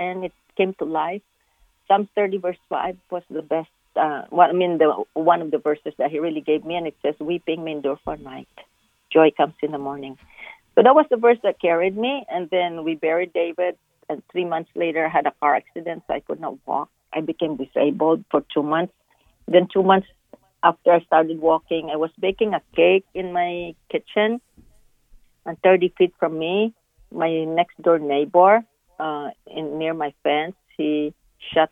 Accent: Philippines; now in Dallas, United States; when I was growing up in the Philippines, my mother used to feed the homeless in our kitchen

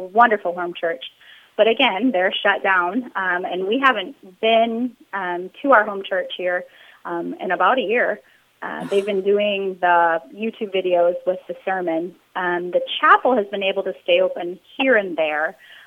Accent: Minnesota, United States; moved away as an adult; also born or lived in Arkansas; we're from Minnesota originally, but we were stationed in Arkansas for like 9 years

